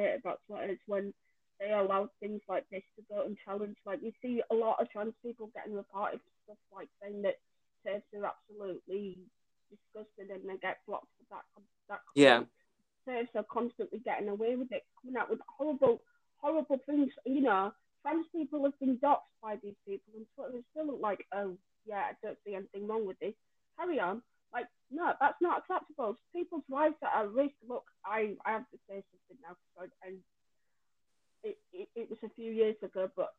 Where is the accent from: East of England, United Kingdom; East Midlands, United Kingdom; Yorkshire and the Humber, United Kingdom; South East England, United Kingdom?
Yorkshire and the Humber, United Kingdom; now in London, United Kingdom; when I came to London, because I came all the way from Yorkshire